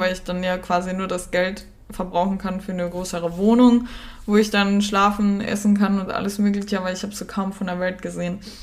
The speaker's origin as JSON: {"language": "German", "country": "Germany", "tie": "born or raised there", "also_born_or_lived": "Cologne, Germany", "accent": "Standard German (Hochdeutsch)", "lives_now": "Austria", "said": "Ich bin in Österreich geboren, äh, bin dann aber, ähm, mit der Mama, als meine Eltern sich scheiden haben lassen und meiner großen Schwester, nach Deutschland gezogen"}